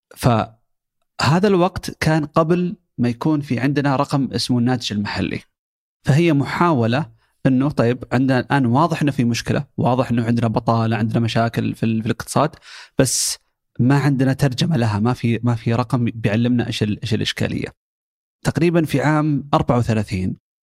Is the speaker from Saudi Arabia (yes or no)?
yes; Saudi Arabia; عندنا في السعوديه.